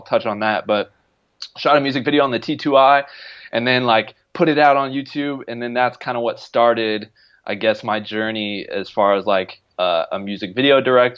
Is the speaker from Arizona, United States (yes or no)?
yes; Arizona, United States; now in Los Angeles, United States; I'm from Arizona, so I'm been born and raised and live in the sunshine my whole life.